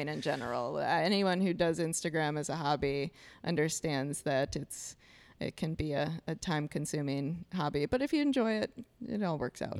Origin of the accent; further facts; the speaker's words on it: Iowa, United States; moved away as an adult; now in Milwaukee, United States; I'm originally from Iowa. I moved to Milwaukee, Wisconsin four years ago